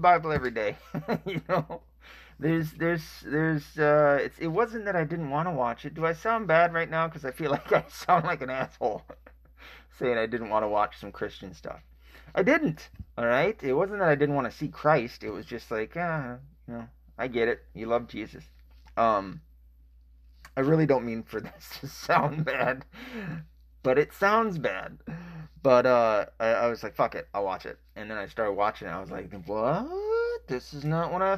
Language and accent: English; the South, United States; I'm from the South